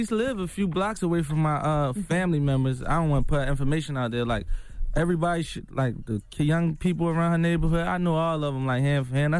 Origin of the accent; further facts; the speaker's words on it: Philadelphia, Pennsylvania, United States; You know, I'm from Philly. We grew up we a little angry a little bit.